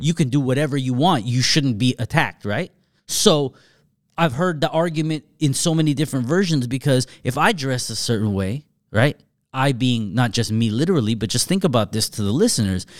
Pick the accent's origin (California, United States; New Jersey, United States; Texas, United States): California, United States; Southern; I'm from Southern California, but I'm far from L A, and I've never been from L A.